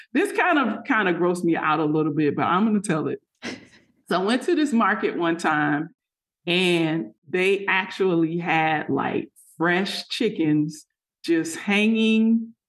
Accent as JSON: {"language": "English", "region": "Florida", "country": "United States", "tie": "born or raised there", "said": "I grew up in South Florida. And so I grew up eating mangoes as a kid, like all summer long."}